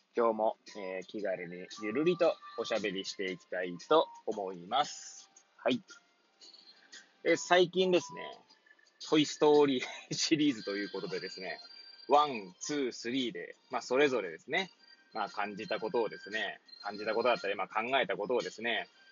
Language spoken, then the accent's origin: Japanese; Hachioji, Tokyo, Japan; moved away; 八王子生まれ、八王子育ち